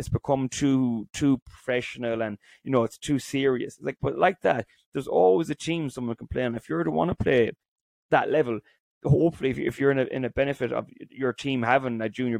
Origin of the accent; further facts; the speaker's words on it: County Roscommon, Ireland; So I'm from Roscommon. I travelled home to play in Roscommon now, and Carrick and Shannon is about 20 minutes away from us.